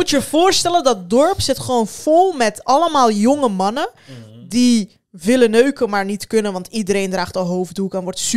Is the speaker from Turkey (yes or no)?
yes; Turkey; also born or lived in Sivas, Turkey; je kan niet anders dan als Turkse meid op een gegeven moment denken van oké, ik moet mezelf gewoon van iedereen beschermen